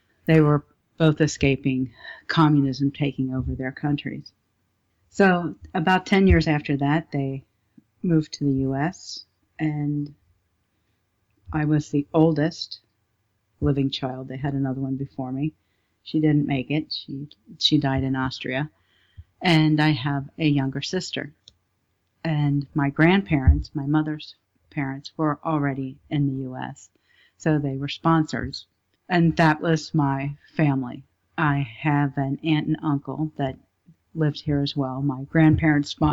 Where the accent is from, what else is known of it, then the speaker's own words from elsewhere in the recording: Cincinnati, Ohio, United States; also born or lived in California; I was born in Cincinnati, Ohio.